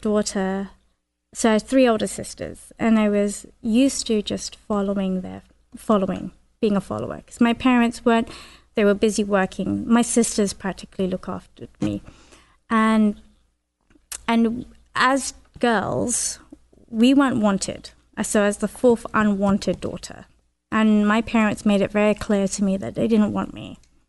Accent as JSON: {"language": "English", "region": "London", "country": "United Kingdom", "accent": "Northern", "said": "I came from West London and I moved to East London. And it was a big culture shock. I spoke differently. I walked differently. I talked differently from them. They had a very strong Essex accent. I had a Northern accent."}